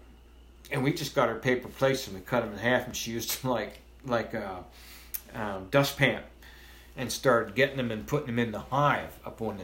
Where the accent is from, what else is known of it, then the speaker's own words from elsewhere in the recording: Carlisle, Pennsylvania, United States; also born or lived in North Carolina; I was born and raised in Carlisle.